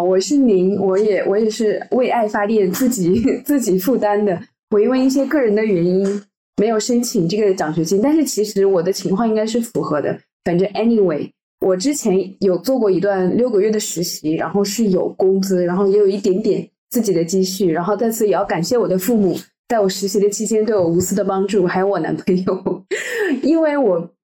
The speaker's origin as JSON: {"language": "Chinese", "region": "Henan", "country": "China", "also_born_or_lived": "Shanghai / France / Paris", "moved": "as an adult", "lives_now": "Geneva, Switzerland", "said": "我是来自河南的一个很小的城市，所以，然后之后来的时候是在上海读大学，读了三，读了四年。然后后来来到法国，又是一个有一点小的南法的城市，然后在巴黎又做实习"}